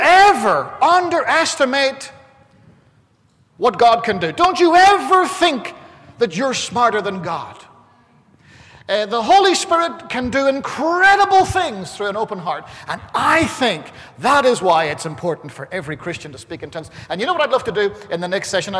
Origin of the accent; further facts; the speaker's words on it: Ireland; I'm Irish